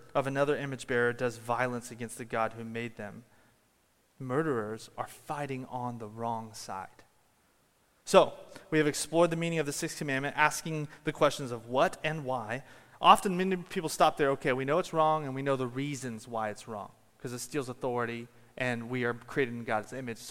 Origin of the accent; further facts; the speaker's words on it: Washington, United States; moved away; I come from Washington State